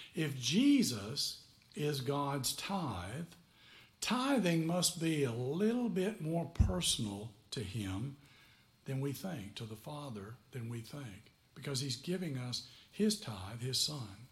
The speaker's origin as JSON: {"language": "English", "town": "McMinnville", "region": "Tennessee", "country": "United States", "tie": "born or raised there", "also_born_or_lived": "Fort Belvoir, Virginia", "moved": "yes", "said": "I'm from McMinnville, Tennessee"}